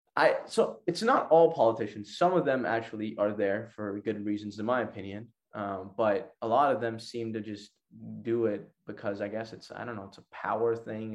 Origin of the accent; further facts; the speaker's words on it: Pakistan; my country, Pakistan